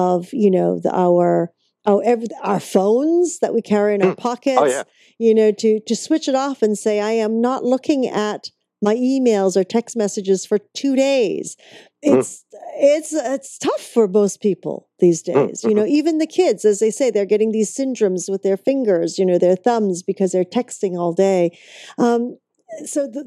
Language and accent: English; Vancouver, British Columbia, Canada; that's my hometown